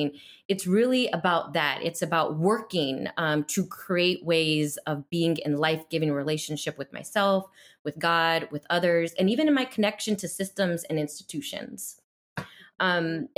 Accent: El Paso, Texas, United States; now in Chicago, United States; I'm not a Chicago native. I'm originally from El Paso, Texas, but have been out of Texas for many years now

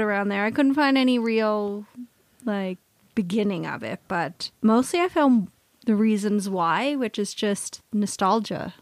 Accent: Canada; we're Canadian

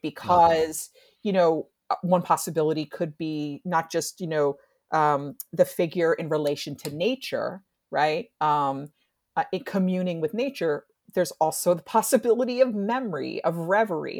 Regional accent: New Jersey, United States; I'm from New Jersey

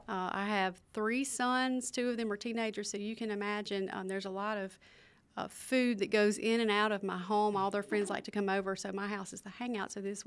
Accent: Philadelphia, Mississippi, United States; my hometown. One of the newer things that we have in Philadelphia is the Ellis Theater.

